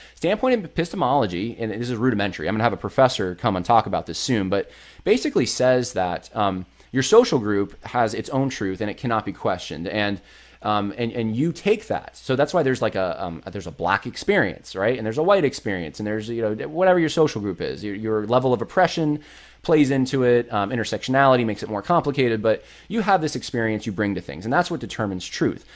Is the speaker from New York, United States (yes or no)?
yes; New York, United States; also born or lived in California; I was born in California, raised in New York, had a lot of family in Ohio and Mississippi